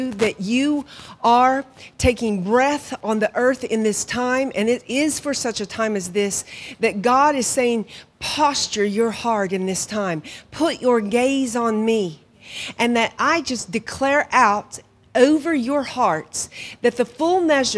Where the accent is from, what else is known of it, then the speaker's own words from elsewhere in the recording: Hominy, Oklahoma, United States; moved away as an adult; also born or lived in Pawhuska, Oklahoma / Guatemala; now in Ireland; I grew up in Hominy